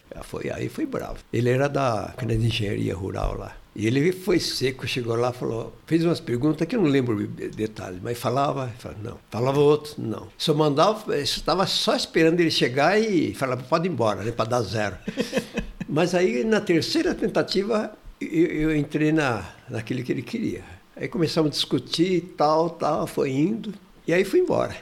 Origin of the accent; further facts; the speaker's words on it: Martinópolis, São Paulo, Brazil; Eu nasci em Martinópolis, perto do Presidente Prudente ali